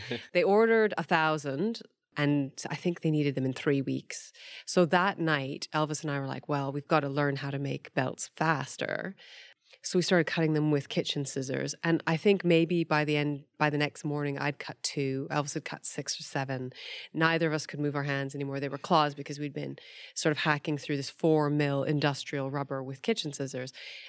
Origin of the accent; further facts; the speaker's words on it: Hong Kong; now in United Kingdom; I came from Hong Kong where half of their sewage at the time went into the sea untreated